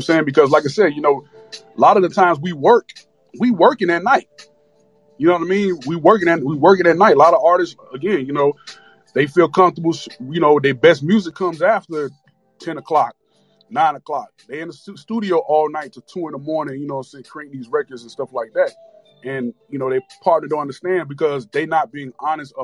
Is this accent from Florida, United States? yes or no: yes; Miami, Florida, United States; I'm from Miami